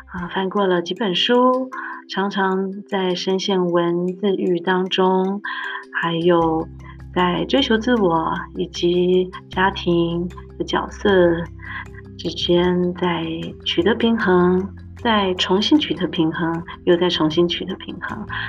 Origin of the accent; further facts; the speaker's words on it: Taipei, Taiwan; moved away as an adult; also born or lived in Austria / United States; now in Nuremberg, Germany; 我是在台北长大，留着高雄写的客家子弟